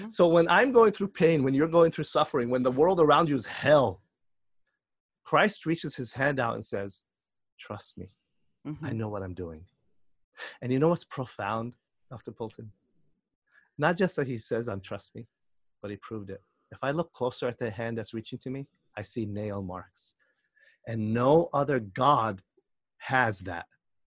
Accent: Jordan; now in Chicago, United States; I'm from Jordan. I'm born in Jordan.

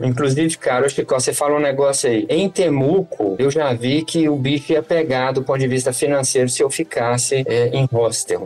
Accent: Brazil; a gente é do Brasil

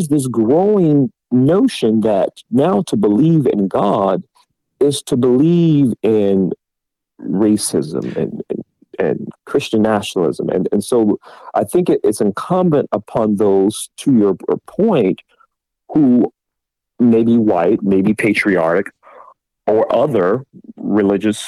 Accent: Georgia, United States; my home state of Georgia

